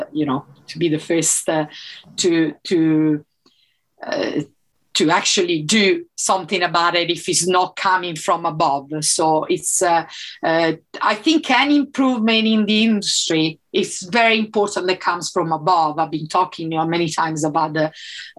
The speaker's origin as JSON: {"language": "English", "country": "Italy", "first_language": "Italian", "second_language": "English", "moved": "as an adult", "said": "I'm from Italy"}